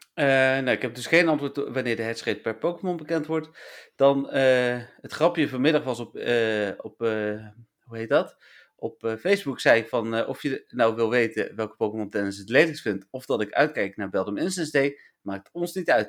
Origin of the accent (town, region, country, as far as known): Netherlands